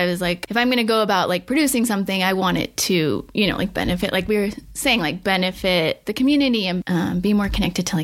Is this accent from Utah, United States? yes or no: yes; Utah, United States; I grew up in Utah